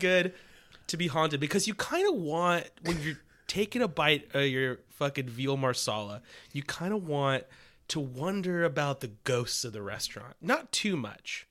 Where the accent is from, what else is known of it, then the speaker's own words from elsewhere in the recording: Los Angeles, California, United States; my hometown, uh, North Hollywood, California